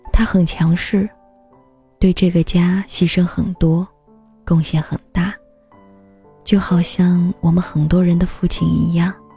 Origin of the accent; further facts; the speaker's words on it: China; 在我们中国